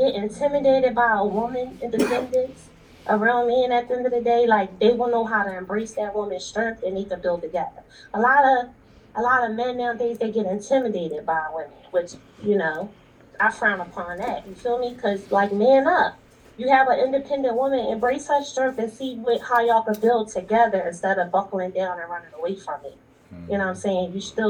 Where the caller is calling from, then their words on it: Philadelphia, Pennsylvania, United States; I'm calling from Philly.